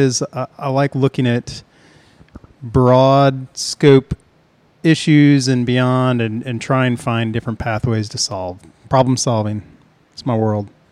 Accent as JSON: {"language": "English", "area": "near Peoria", "region": "Illinois", "country": "United States", "tie": "born or raised there", "moved": "as an adult", "lives_now": "Chattanooga, United States", "said": "my hometown near Peoria, Illinois"}